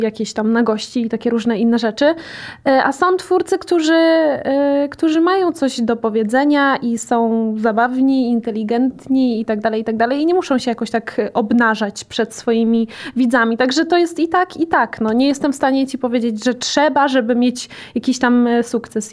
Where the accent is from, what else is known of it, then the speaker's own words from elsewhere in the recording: Łódź Voivodeship, Poland; E, ja jestem z Podłodzi